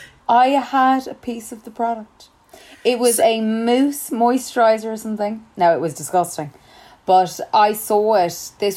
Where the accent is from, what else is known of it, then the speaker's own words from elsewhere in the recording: Ireland; if we're Irish, we're not as exposed to stuff growing up.